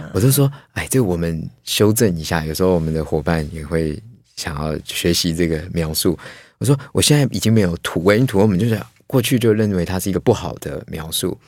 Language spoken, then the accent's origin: Chinese; Taipei, Taiwan; 所以我连，事实上我连那个农村的记忆都没有，因为我，我就举家都在这个台北，然后我连过年回个南部那种都没有，都在台北